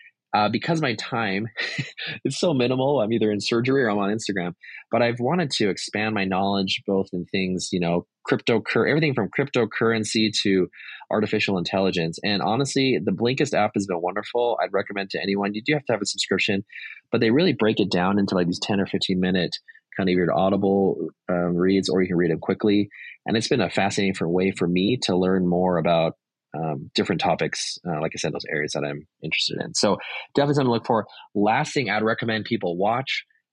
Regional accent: Saudi Arabia; I grew up in Saudi Arabia, very, very different culture, much more conservative.

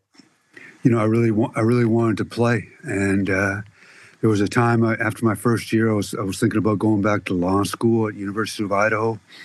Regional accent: Canada; Growing up in Canada.

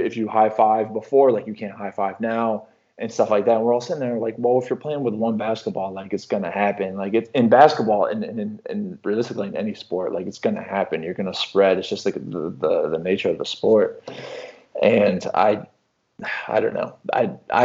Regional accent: Mahomet, Illinois, United States; moved away; you don't tell people you're from Mahomet

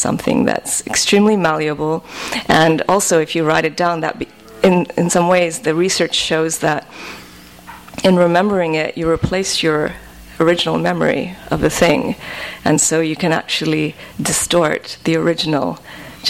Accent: Nigeria; now in United States; I moved from Nigeria to America

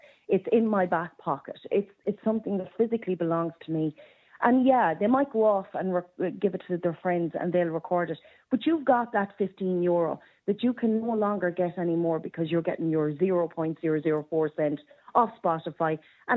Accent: Roscommon, Connacht, Ireland; I'm from Roscommon

